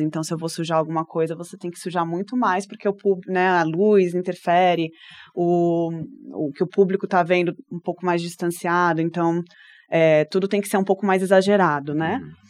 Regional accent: São Paulo, Brazil; moved away as an adult; now in Brasília, Brazil; eu sou de São Paulo, né? Sou paulistana

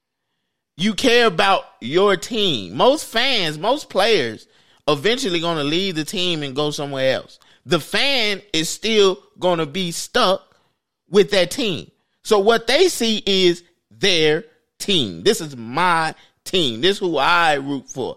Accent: Chicago, Illinois, United States; I'm from the South Side

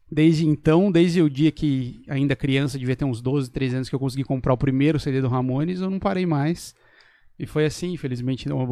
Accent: Botucatu, São Paulo, Brazil; de Botucatu também

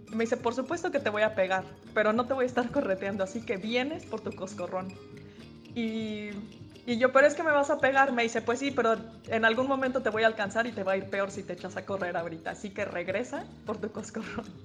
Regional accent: Mexico; now in Ireland; soy de México.

